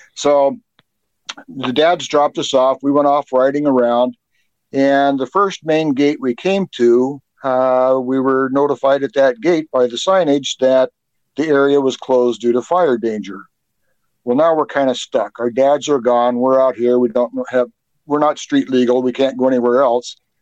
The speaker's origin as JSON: {"language": "English", "town": "Seattle", "region": "Washington", "country": "United States", "lives_now": "Snohomish, United States", "said": "I'm actually from Seattle originally."}